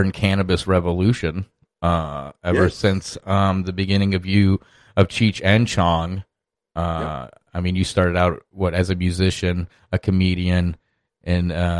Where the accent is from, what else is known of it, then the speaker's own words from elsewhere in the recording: Iowa, United States; I'm from Iowa